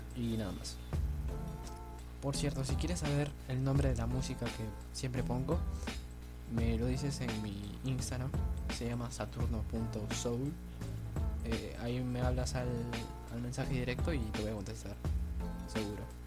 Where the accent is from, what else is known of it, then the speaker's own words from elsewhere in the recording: Peru; soy de Perú